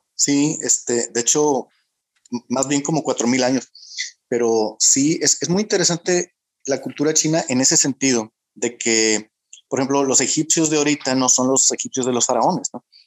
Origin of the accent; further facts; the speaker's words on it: Monterrey, Nuevo León, Mexico; yo que soy de Monterrey